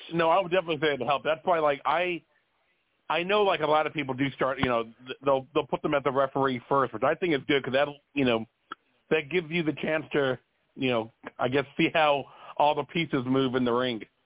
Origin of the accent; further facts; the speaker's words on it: Florida, United States; now in North Carolina, United States; I'm originally from Florida